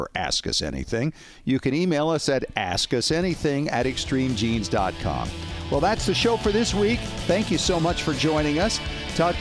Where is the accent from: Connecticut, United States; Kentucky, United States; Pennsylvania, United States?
Connecticut, United States; Greenwich; where I grew up in Greenwich